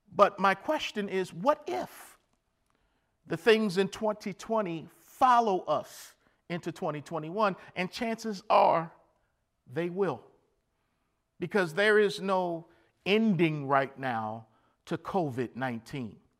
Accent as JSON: {"language": "English", "town": "Baltimore", "region": "Maryland", "country": "United States", "tie": "born or raised there", "said": "growing up in Baltimore, Maryland"}